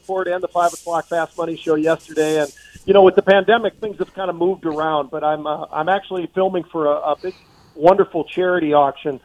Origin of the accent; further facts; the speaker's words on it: Minnesota, United States; also born or lived in California; we moved from California, Joe, in the late – I guess middle 70s or whatever it was. And we came to Minnesota